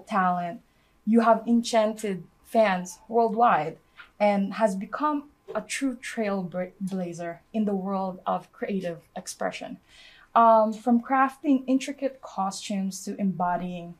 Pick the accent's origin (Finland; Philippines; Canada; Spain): Philippines; moved away; I was born and raised in the Philippines.